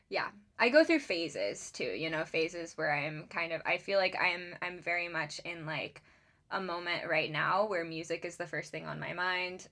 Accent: Charleston, South Carolina, United States; moved away as an adult; now in Seattle, United States; I grew up in Charleston, South Carolina, and I moved out to Seattle in, um, I believe it was 2018 for school.

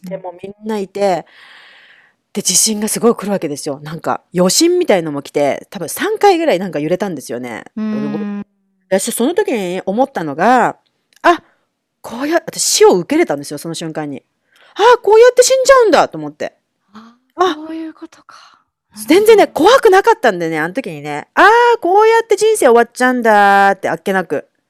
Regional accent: Kanagawa, Japan; moved away as an adult; now in New York, United States; 私は神奈川出身

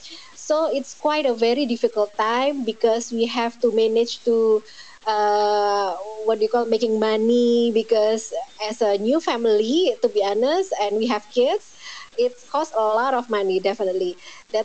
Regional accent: Indonesia; I'm from Indonesia

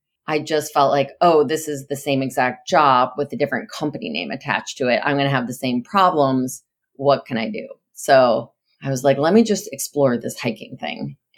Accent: New Jersey, United States; Yeah, I grew up in New Jersey, in the U.S., and very non-international family.

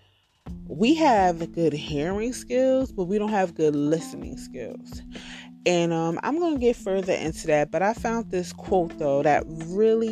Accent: New Jersey, United States; I'm from New Jersey and I live in the Hudson County area

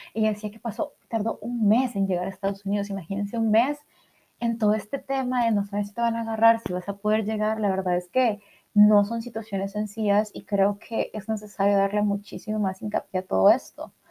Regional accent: El Salvador; soy del Salvador

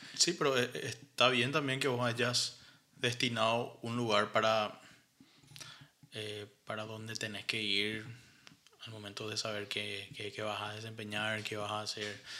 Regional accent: Paraguay; nosotros como como paraguayos no tenemos una obra así

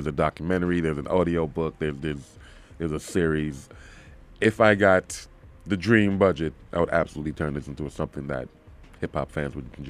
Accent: the South, United States; And I'm from the South.

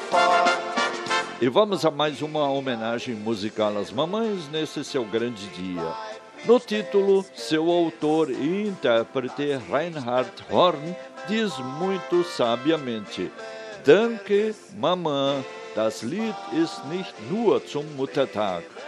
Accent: Brazil

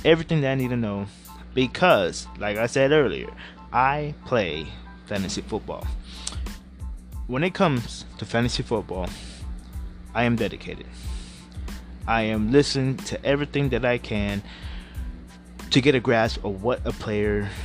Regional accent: Houston, Texas, United States; I am from H-Town. I am from Houston, Texas

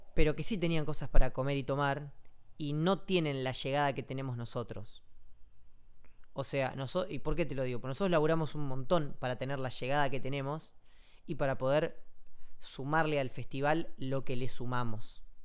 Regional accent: Comodoro Rivadavia, Chubut, Argentina; moved away; Comodoro, que es mi ciudad natal

